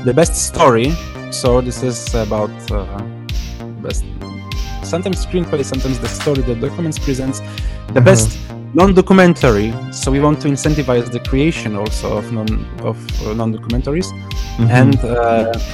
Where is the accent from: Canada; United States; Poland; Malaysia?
Poland; I'm from Poland